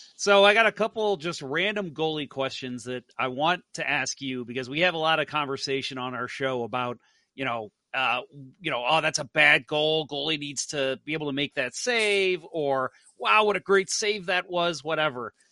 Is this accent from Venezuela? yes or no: no; St. Louis, Missouri, United States; also born or lived in Dallas; I born and raised in St. Louis